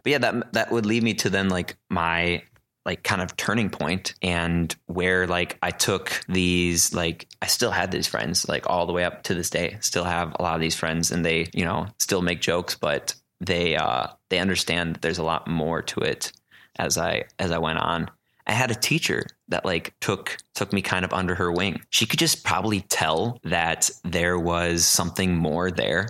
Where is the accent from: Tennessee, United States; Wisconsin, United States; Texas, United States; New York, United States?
Wisconsin, United States; Port Washington; also born or lived in Madison, Wisconsin; I'm originally from Port Washington, Wisconsin. Went to Port Washington High School, grew up there